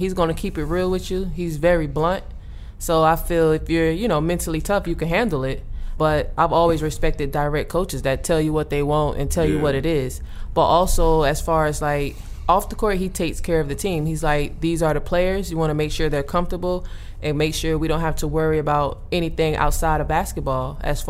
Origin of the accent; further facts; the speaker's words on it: East Coast, United States; I never imagined playing in Vegas. I'm from the East Coast